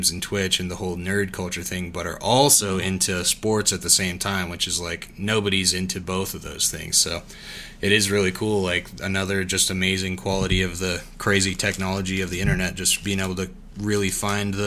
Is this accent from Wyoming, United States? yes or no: yes; Wyoming, United States; being from Wyoming, we don't have any professional sports teams at all